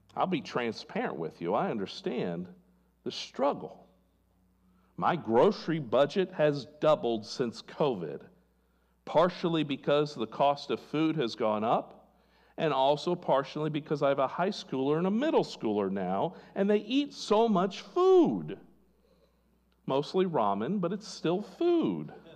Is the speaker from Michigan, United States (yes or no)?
no; California, United States; I was born in California